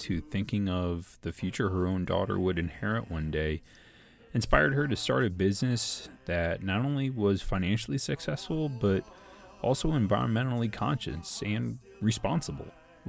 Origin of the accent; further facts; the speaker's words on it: St. Louis, Missouri, United States; is doing my hometown of St. Louis proud.